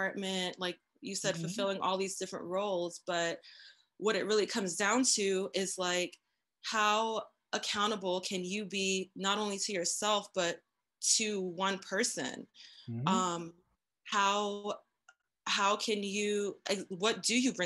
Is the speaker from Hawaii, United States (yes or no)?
no; New York, United States; moved away as an adult; also born or lived in Miami; now in Colorado, United States; I am currently in Colorado, but I'm from New York